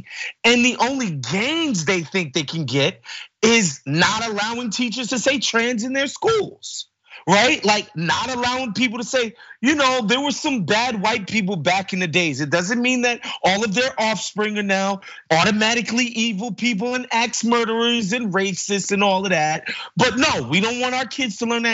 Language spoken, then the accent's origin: English; New York City, New York, United States; I'm growing up in New York City around Puerto Ricans and Dominicans